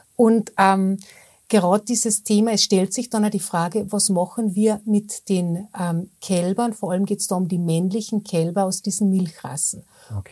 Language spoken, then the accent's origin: German; Austria; bei uns in Österreich